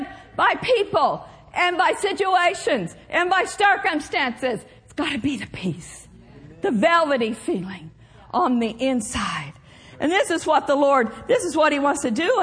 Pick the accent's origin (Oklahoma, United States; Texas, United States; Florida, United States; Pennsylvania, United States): Oklahoma, United States; moved away as an adult; also born or lived in Minnesota / Pawnee County, Oklahoma; now in California, United States; I grew up in Oklahoma, spent some time in Minnesota